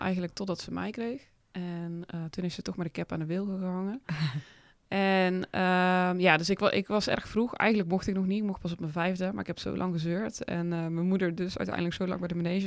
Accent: Oss, North Brabant, Netherlands; also born or lived in Heesch; ik ben opgegroeid in Os en Hees een beetje

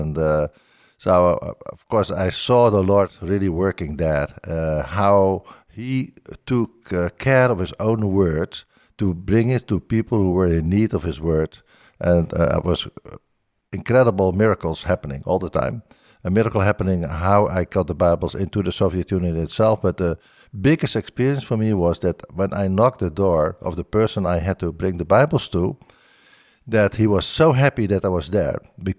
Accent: Bodegraven, South Holland, Netherlands; born there; I was born in Bodegraven in the Netherlands.

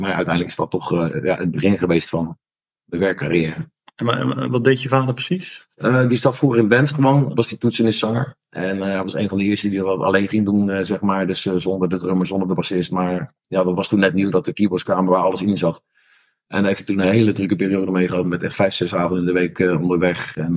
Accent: The Hague, South Holland, Netherlands; ik kom uit Den Haag

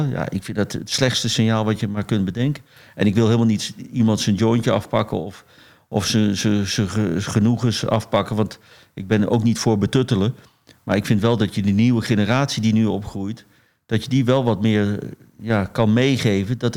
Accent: Eindhoven, North Brabant, Netherlands; Ik, ik groeide op in Eindhoven

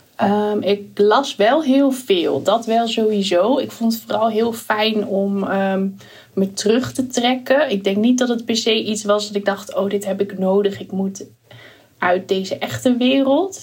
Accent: Achterhoek, Gelderland, Netherlands; ik woon natuurlijk toen wel in een heel klein dorpje in de achterhoek

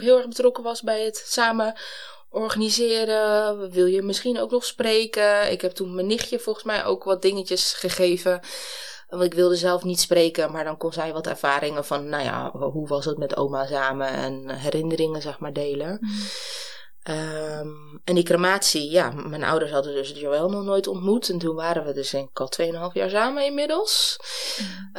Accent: Amsterdam, North Holland, Netherlands; ik ben zelf opgegroeid in Amsterdam-Noord

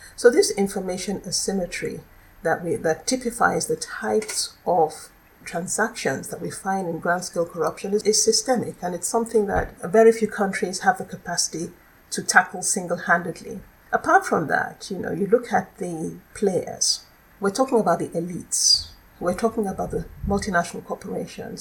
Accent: Nigeria; now in Netherlands; I'm originally from Nigeria

